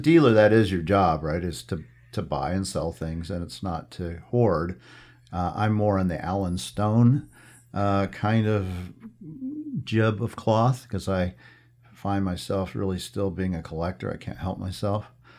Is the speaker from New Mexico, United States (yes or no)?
yes; New Mexico, United States; I'm from New Mexico, so there's something there. Clearly, I still feel as if I'm a New Mexican, regardless, and that will never change, I guess.